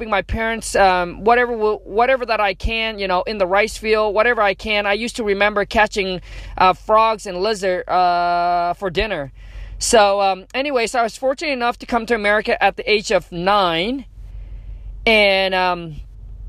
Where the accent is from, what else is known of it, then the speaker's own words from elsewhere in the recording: Vietnam; English is a second language; moved away; I was born in Vietnam. Grew up dirt poor, grew up in a mud hut